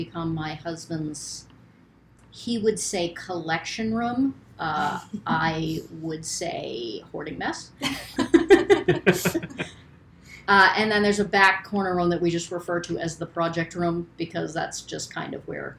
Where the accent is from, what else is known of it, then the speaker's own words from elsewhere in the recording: Turner, Maine, United States; I am from Maine, born and raised. I grew up in Turner.